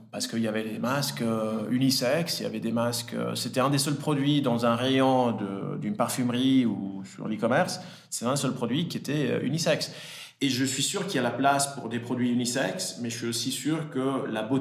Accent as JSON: {"language": "French", "country": "Switzerland", "tie": "born or raised there", "also_born_or_lived": "Italy", "said": "euh, j'ai 34 ans, euh, j'ai grandi en Italie, je suis né en Italie et je suis arrivé en Suisse à l'âge de, 10 ans. J'ai grandi entre Lausanne et Genève."}